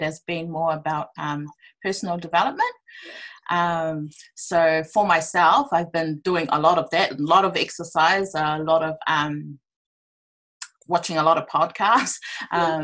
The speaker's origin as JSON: {"language": "English", "region": "Auckland", "country": "New Zealand", "tie": "born or raised there", "also_born_or_lived": "Cook Islands (ancestry)", "said": "I'm from the Cook Islands, born and raised in Auckland, South Auckland, Otara"}